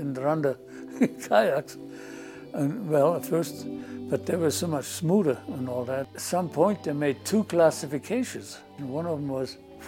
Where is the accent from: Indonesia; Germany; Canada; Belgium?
Germany; Munich, Bavaria; moved away as an adult; I was born and raised in Munich, Germany